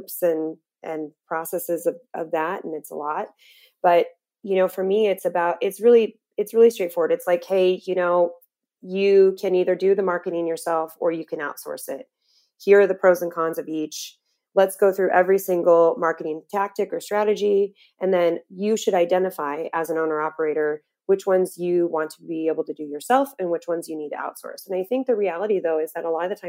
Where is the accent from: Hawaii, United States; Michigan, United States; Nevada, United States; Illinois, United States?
Nevada, United States; Las Vegas; moved away as an adult; now in Phoenix, United States; I'm from Vegas originally